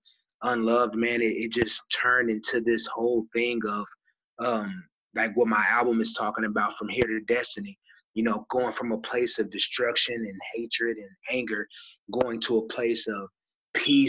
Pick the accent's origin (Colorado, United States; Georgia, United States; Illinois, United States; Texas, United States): Texas, United States; also born or lived in Kokomo, Indiana; I grew up in Texas